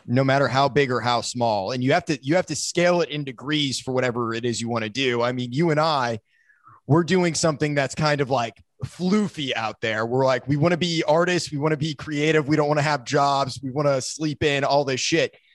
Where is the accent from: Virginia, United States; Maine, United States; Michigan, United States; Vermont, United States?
Maine, United States; also born or lived in South Florida; And then I moved up to Maine